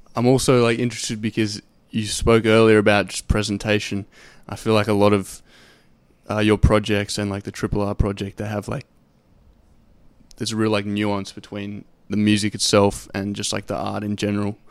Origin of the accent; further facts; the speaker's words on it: Sydney, New South Wales, Australia; I'm from Sydney